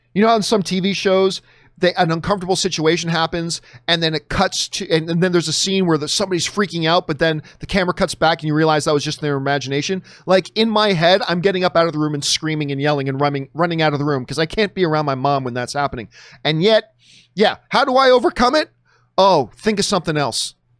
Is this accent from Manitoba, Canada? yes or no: no; Hamilton, Ontario, Canada; moved away; my hometown of Hamilton, Ontario, Canada